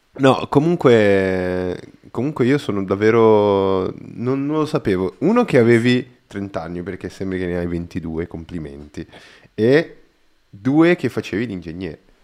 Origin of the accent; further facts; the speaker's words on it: Brazil; Italian is a second language; now in Italy; sono brasiliano